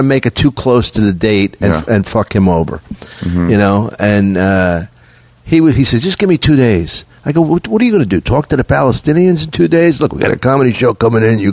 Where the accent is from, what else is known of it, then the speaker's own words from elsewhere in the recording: Philadelphia, Pennsylvania, United States; moved away; I'm from Philly